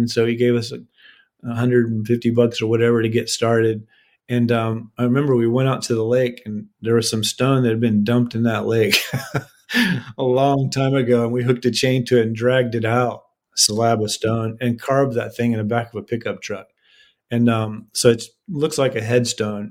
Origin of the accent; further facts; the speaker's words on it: East Coast, United States; also born or lived in Austin, Texas; now in Savannah, United States; I'm from the East Coast